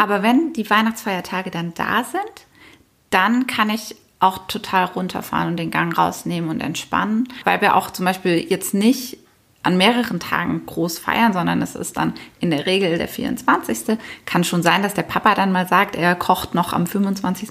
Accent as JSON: {"language": "German", "town": "Nagold", "region": "Baden-Württemberg", "country": "Germany", "tie": "born or raised there", "moved": "yes", "said": "meine Heimat ist ja Nagold und dort eben auch in meinem Elternhaus, wo wir alle groß geworden sind"}